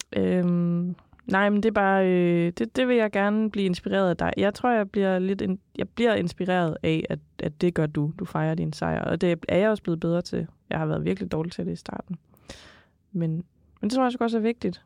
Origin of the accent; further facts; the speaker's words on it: Jutland, Denmark; accent: Jutlandic; Jysk, fordi jeg er jyde